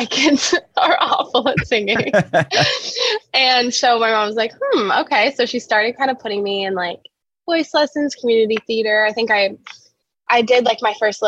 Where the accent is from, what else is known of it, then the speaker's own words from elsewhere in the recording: Indianapolis, Indiana, United States; moved away as an adult; also born or lived in Carmel, Indiana; now in Nashville, United States; I'm originally from Indianapolis